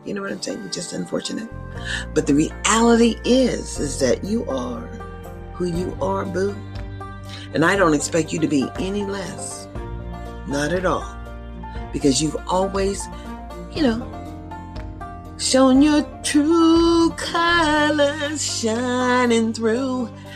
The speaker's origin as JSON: {"language": "English", "country": "United States", "said": "I'm an American citizen"}